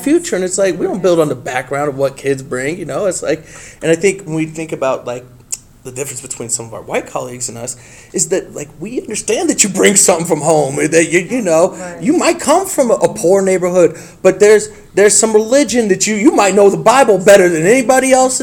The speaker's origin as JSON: {"language": "English", "town": "Highlands Ranch", "region": "Colorado", "country": "United States", "tie": "born or raised there", "said": "me growing up in Highlands Ranch and going to Highlands Ranch High School"}